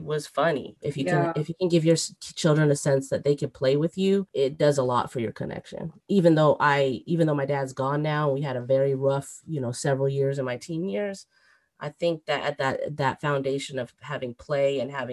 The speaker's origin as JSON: {"language": "English", "country": "United States", "tie": "born or raised there", "said": "I'm actually American. I mean, I was born here in the United States"}